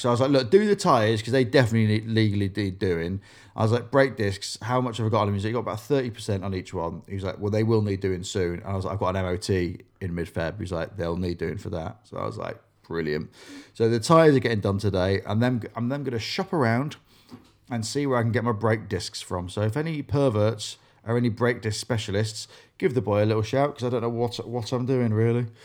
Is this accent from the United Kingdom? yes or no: yes; Grimsby, Yorkshire and the Humber, United Kingdom; growing up in Grimsby